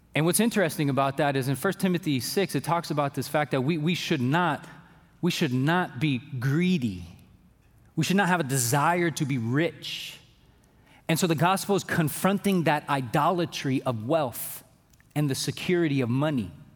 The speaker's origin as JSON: {"language": "English", "town": "Fairfield", "country": "United States", "said": "I'm from Fairfield"}